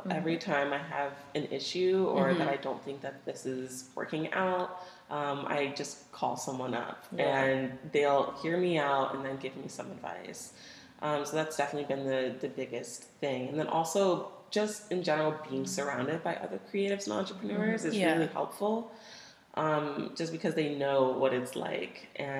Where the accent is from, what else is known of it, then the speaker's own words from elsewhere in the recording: Cape Coral, Florida, United States; moved away as an adult; now in Seattle, United States; I grew up in Florida.